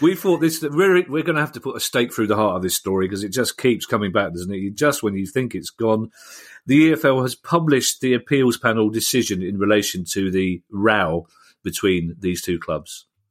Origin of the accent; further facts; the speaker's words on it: London, United Kingdom; how proud I am of, of, of London and being a Londoner, especially being a South Londoner